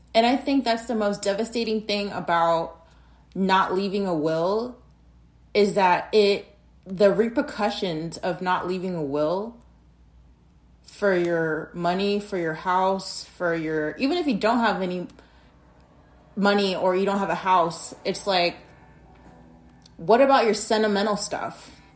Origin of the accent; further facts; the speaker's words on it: Arizona, United States; in my state of Arizona, my home state